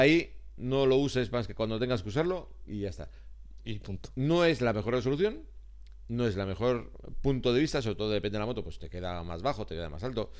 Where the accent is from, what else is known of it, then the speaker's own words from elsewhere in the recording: Basque Country, Spain; somos vascos, solo somos vascos